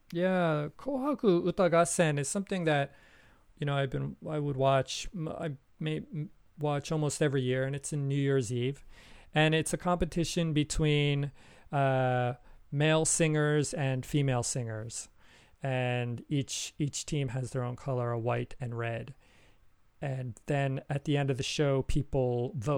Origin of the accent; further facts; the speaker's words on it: United States; moved away; my home country, America.